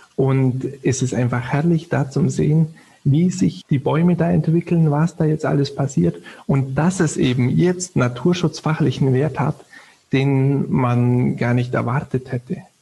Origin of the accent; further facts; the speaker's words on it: Southern Germany, Germany; ich komme natürlich ziemlich aus dem Süden